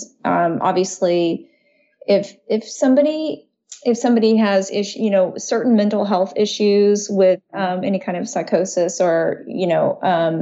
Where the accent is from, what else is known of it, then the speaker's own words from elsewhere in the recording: Dallas, Texas, United States; I was born in Texas, Dallas, Texas, which is very conservative and it tends to be pretty religious